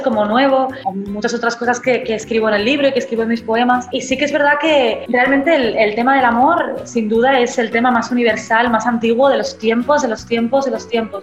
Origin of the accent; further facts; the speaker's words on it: Barcelona, Catalonia, Spain; soy escritora, nací en Barcelona, en España